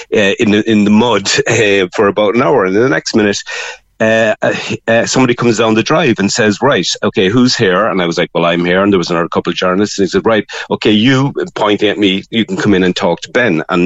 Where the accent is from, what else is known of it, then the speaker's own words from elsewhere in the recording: Cork, Munster, Ireland; I was from Cork